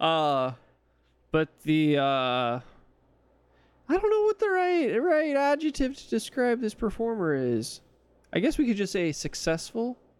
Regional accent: California, United States; accent: California; I am from California

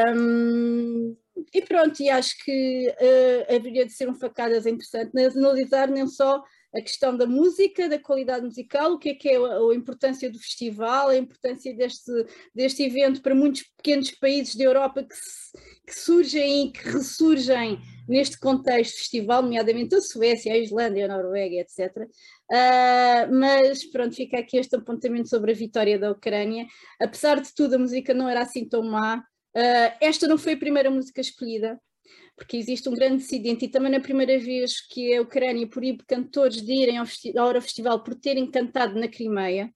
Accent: Portugal; Eu não estou a falar até enquanto portuguesa

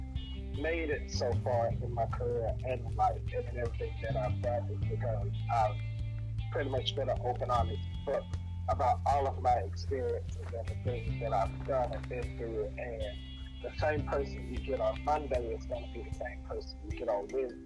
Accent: the South, United States; both of my parents were born and raised in Louisiana, so definitely coming from a more religious portion of the South

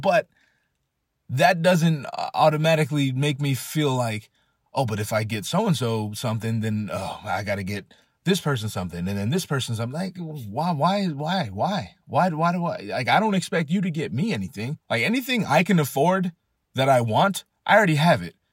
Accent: California, United States; I'm from California. We don't know shit about harsh winters.

